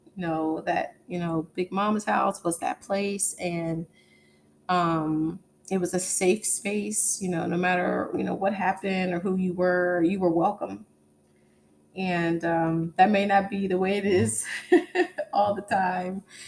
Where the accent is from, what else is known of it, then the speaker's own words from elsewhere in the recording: East Coast, United States; now in Texas, United States; I grew up on the East Coast